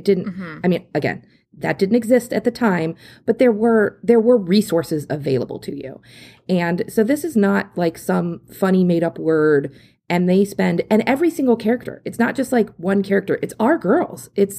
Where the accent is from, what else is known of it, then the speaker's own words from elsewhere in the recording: Ohio, United States; I grew up in Southern Ohio, and a lot of our school districts were named after the Indigenous tribes that had come before.